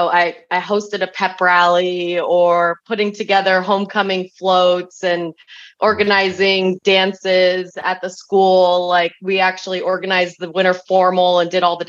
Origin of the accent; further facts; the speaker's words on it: San Diego, California, United States; I grew up in San Diego, California, which is where I currently live now